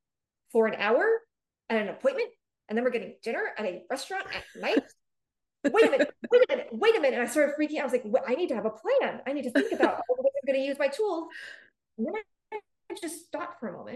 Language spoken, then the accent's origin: English; San Francisco, California, United States; also born or lived in Los Angeles, California; I'm from the Bay Area. I'm from San Francisco in California. And when I was 20, I moved to Los Angeles